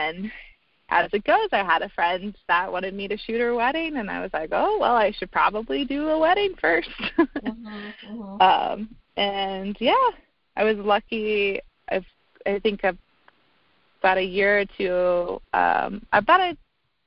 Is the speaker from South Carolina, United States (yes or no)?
no; North Carolina, United States; moved away as an adult; also born or lived in Vail, Colorado; now in Denver, United States; I moved back home from Vail for about a year to North Carolina